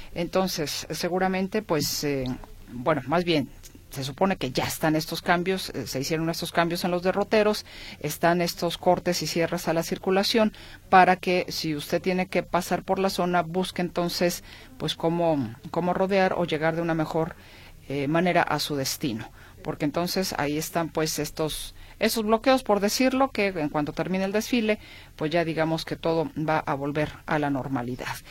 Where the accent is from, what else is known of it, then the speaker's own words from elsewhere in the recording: Guadalajara, Jalisco, Mexico; como buena tapatía, como buena, mexicana